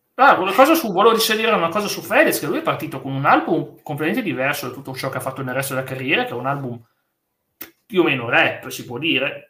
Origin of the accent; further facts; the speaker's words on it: Turin, Piedmont, Italy; sono di, più o meno anch'io di Torino